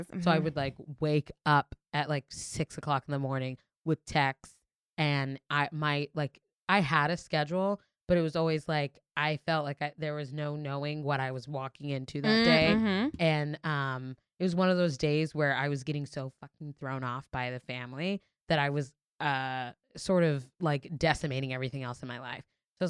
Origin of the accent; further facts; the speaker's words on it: New York City, New York, United States; you forget as a New Yorker how chaotic it is to get around in New York till you're with like a civilian.